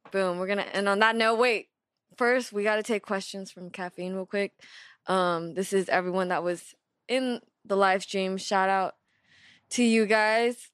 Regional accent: West Coast, United States; I'm from the West Coast

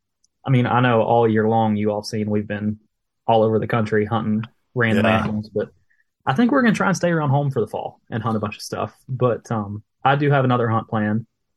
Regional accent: United States; I'm not a big rifle hunter because I grew up in Logan County, which was one of the bow-only counties.

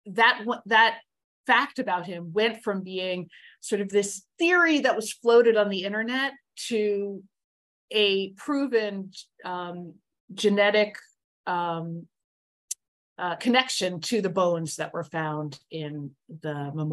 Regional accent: Bethlehem, Pennsylvania, United States; now in New York City, United States; my hometown of Bethlehem, Pennsylvania

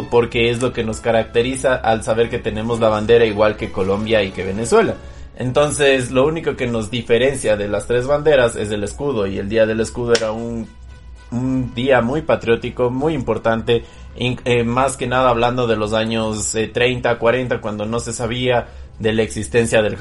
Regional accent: Ecuador; el establecimiento del símbolo patrio que nos identifica como ecuatorianos, que es el escudo

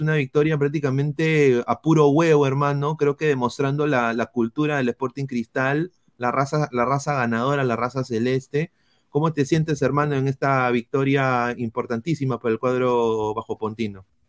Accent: Peru; como peruano, yo quiero que ande la U.

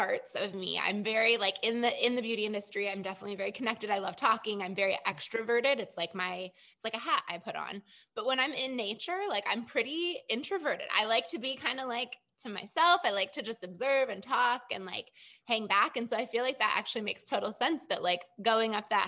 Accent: Michigan, United States; moved away as an adult; also born or lived in Chicago, Illinois; I was born and raised in Michigan.

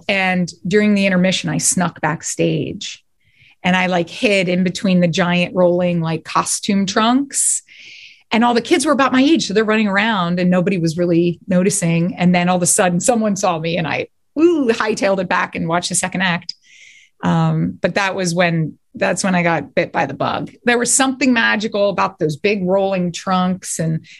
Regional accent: Clayton, New Jersey, United States; moved away as an adult; also born or lived in Woodbury, New Jersey / Woodstown, New Jersey / Alloway, New Jersey / Lawrenceville, New Jersey; now in Los Angeles, United States; I was born in Woodbury, New Jersey at Underwood Hospital. I grew up for the first part of my life in Clayton, New Jersey, which is right next to Glassboro and Rowan

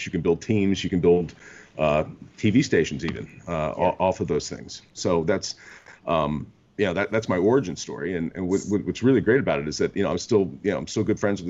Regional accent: Maryland, United States; moved away as an adult; now in Florida, United States; I'm from Maryland originally, and I went to a high school called DeMatha High School

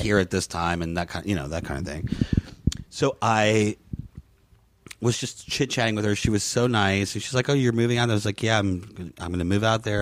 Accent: United States; moved away as an adult; also born or lived in Peru / New York / Orlando; now in Los Angeles, United States; I grew up in Florida and Louisiana

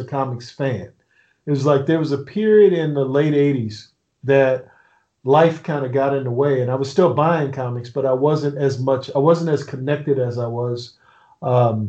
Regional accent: Annapolis, Maryland, United States; I'm from Annapolis, Maryland

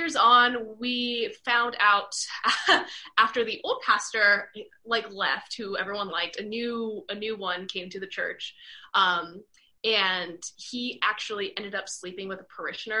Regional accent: Virginia, United States; moved away; I'm from Virginia originally

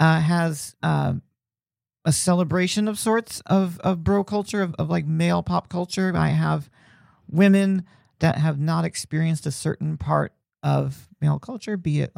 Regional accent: Indiana, United States; Like I grew up in Indiana where like, you know, college basketball was huge

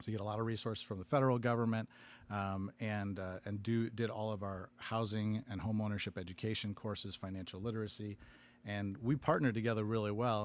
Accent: Aurora, Illinois, United States; I grew up in Aurora and next door, one of our neighboring, uh, cities.

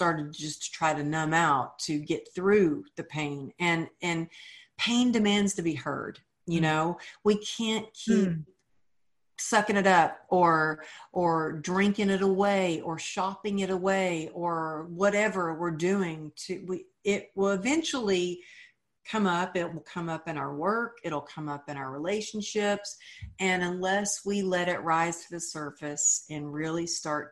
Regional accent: Texas, United States; moved away as an adult; now in California, United States; as a Texan, as a girl who grew up with, you know, sayings like cowgirl up

